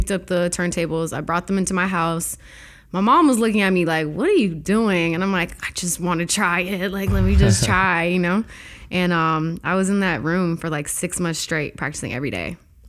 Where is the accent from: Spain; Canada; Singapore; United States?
Canada; Toronto, Ontario; I am totally Canadian.